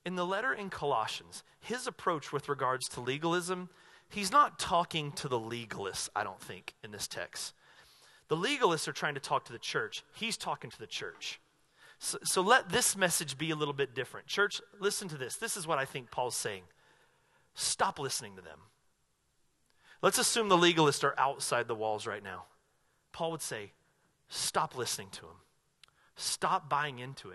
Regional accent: North Carolina, United States; now in Southern Oregon, United States; where I grew up in North Carolina

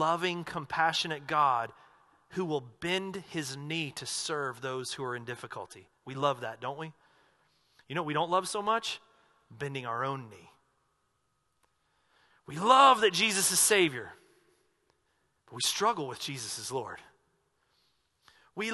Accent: United States; accent: southern; I lost my southern accent for a reason.

